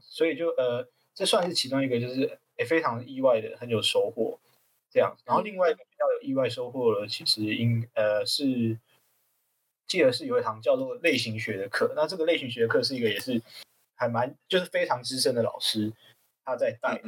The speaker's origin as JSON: {"language": "Chinese", "town": "Tainan", "country": "Taiwan", "tie": "born or raised there", "also_born_or_lived": "Kinmen", "moved": "as an adult", "said": "我自己从，从小本身是在台南土生土长长大搏的斗这样"}